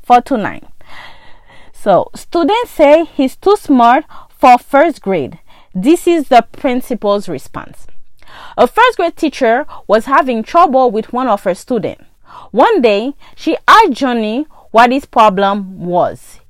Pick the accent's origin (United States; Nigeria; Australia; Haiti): Haiti; English is a second language; moved away; most of my friends got an accent just like me. We're from Haiti.